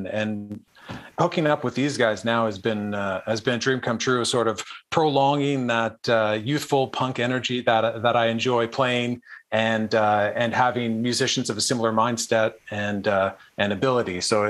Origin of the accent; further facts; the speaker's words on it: Ottawa, Ontario, Canada; for me growing up, I grew up in Ottawa